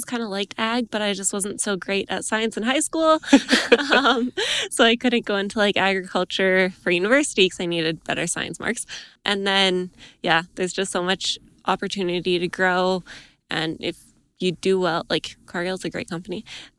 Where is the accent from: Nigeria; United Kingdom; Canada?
Canada; Edmonton, Alberta; now in Camrose, Canada; I'm from Edmonton originally. Now I live in Camrose, Alberta